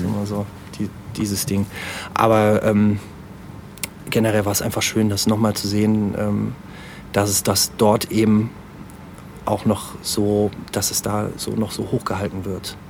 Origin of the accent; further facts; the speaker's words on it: Aachen, North Rhine-Westphalia, Germany; ich komme nicht gebürtig aus, aus Aachen, aber ähm, bin halt natürlich hier zur Schule gegangen und äh, auch hier zur Grundschule und so. Also man kann schon sagen, dass ich äh, schon, schon, Aachen. schon Aachener bin.